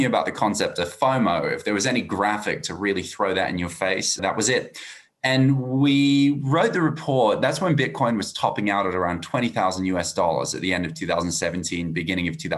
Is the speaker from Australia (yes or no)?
yes; Australia; accent: Australian; As you can hear from my accent, I'm Australian